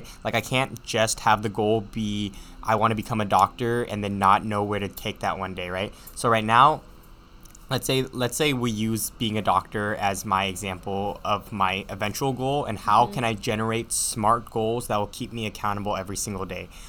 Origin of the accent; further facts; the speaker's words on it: United States; Chinese is a second language; 嗯，我是一个在美国出生的中国人。嗯，在家里我会说台山话。